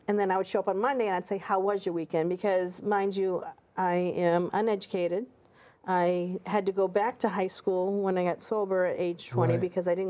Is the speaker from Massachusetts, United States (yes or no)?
yes; Massachusetts, United States; I'm from Massachusetts.